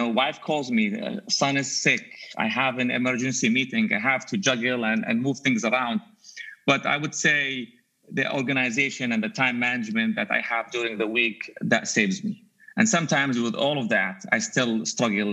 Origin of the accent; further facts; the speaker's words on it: Jordan; English is a second language; moved away as an adult; also born or lived in Dubai, United Arab Emirates; now in United States; I was actually born in Dubai, but I grew up in Jordan